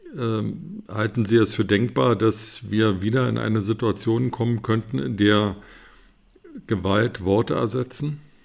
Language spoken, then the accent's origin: German; Berlin, Germany; moved away; Ich bin Berliner, habe leider damals nicht in Berlin gelebt